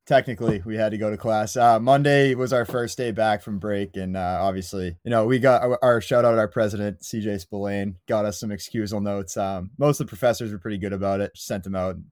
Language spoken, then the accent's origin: English; Quincy, Massachusetts, United States; I'm from Quincy, Mass, very much a Quincy, Mass native